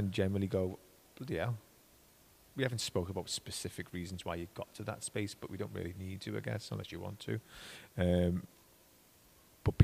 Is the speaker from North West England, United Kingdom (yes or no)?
yes; Liverpool, North West England, United Kingdom; I'm a Scouser